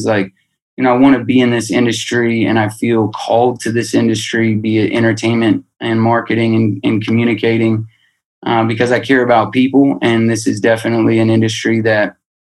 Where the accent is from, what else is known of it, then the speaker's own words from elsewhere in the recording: Albuquerque, New Mexico, United States; I'm being from Albuquerque